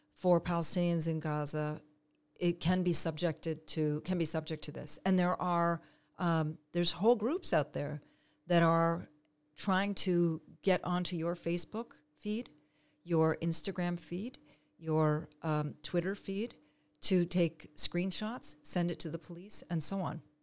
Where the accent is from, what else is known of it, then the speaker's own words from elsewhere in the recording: Canada; moved away as an adult; now in Israel; I was born and raised in Canada